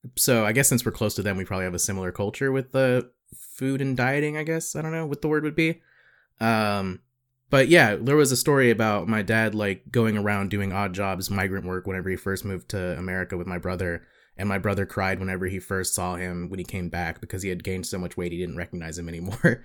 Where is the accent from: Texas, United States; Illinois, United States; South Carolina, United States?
South Carolina, United States; Growing up in South Carolina